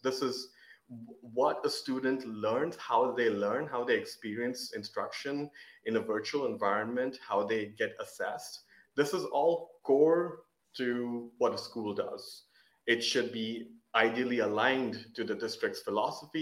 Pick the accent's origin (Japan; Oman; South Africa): Oman; we were living in Oman, growing up in Oman